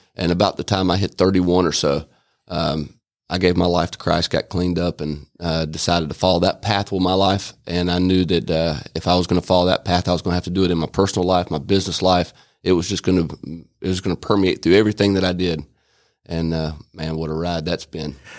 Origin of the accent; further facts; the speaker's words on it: Albany, Georgia, United States; moved away as an adult; also born or lived in Atlanta, Georgia; now in Rome, United States; I was born in Albany, Georgia, and, uh, was raised up there